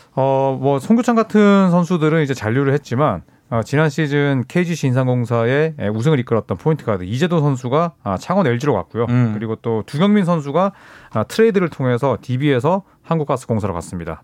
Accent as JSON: {"language": "Korean", "region": "Busan", "country": "South Korea", "tie": "born or raised there", "said": "저처럼 이제 또 부산에서 태어났거나"}